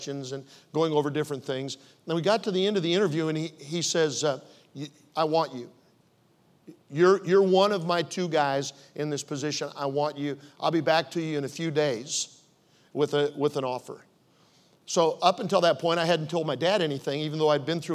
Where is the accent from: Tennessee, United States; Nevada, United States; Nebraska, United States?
Nebraska, United States; Omaha; moved away as an adult; also born or lived in Oklahoma City; I was raised in Omaha, went to University of Nebraska at Omaha.